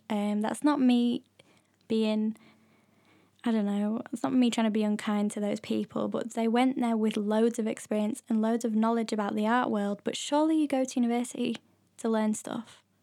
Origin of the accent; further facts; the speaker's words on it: near Leeds, Yorkshire and the Humber, United Kingdom; moved away as an adult; also born or lived in London; I used to go to Leeds Art Gallery, which is, like, the nearest Biggish art gallery to my hometown.